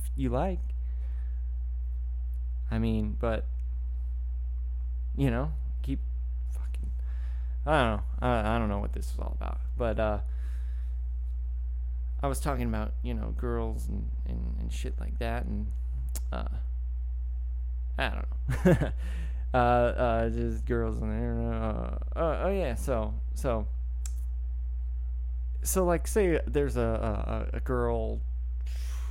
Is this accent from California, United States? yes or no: yes; Woodland, California, United States; I grew up in Woodland, California, which is, you know, a little farming community north of Sacramento